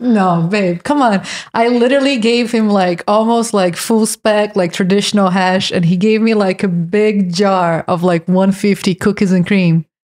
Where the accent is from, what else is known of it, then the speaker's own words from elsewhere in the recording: Brazil; English is a second language; moved away; I'm from Brazil.